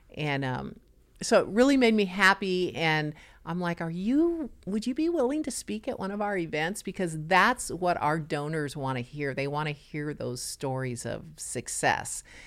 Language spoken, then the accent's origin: English; Los Angeles, California, United States; now in Nassau Bay, United States; I was born and raised in Los Angeles